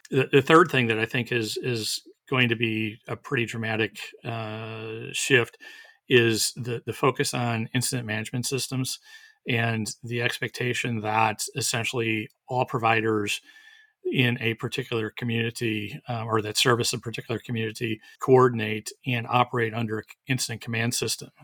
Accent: Wisconsin, United States; now in Texas, United States; where I grew up in Wisconsin

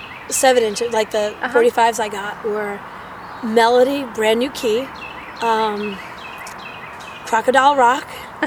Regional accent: North Babylon, New York, United States; moved away as an adult; now in Philadelphia, United States; I was born January 2nd, 1967, in North Babylon, New York. On Long Island.

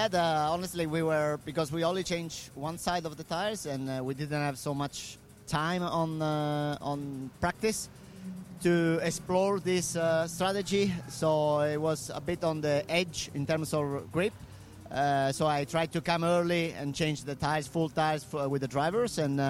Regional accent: Rome, Lazio, Italy; I'm coming from Rome. It's a big city with so much traffic

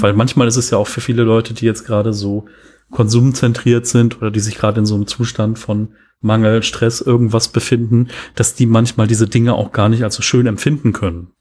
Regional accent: Cologne, North Rhine-Westphalia, Germany; accent: Rhenish; Weil hier in Köln ist so, als ich bin in Köln geboren und äh, der, der rheinische Akzent kommt bei mir manchmal so ein bisschen oder Dialekt kommt so ein bisschen durch

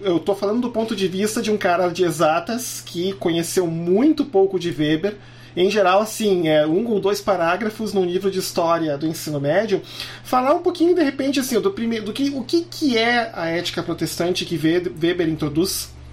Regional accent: Canoas, Rio Grande do Sul, Brazil; also born or lived in Porto Alegre; Como eu nasci em Porto Alegre e me criei na cidade de Canoas

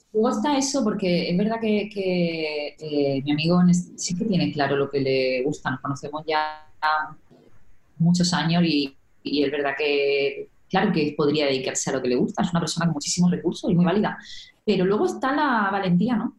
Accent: Region of Murcia, Spain; siendo yo de este pueblo, estaba muy cerquita de mi pueblo natal, nada, 20 minutos en coche

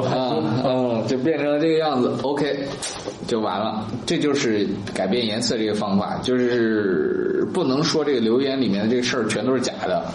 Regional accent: China; 我们中国人吃枣的历史非常非常久远

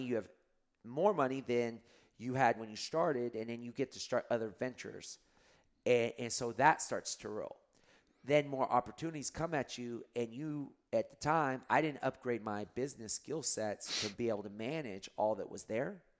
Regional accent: Lubbock, Texas, United States; now in Austin, United States; at the high school, um, where I grew up in Lubbock, Texas

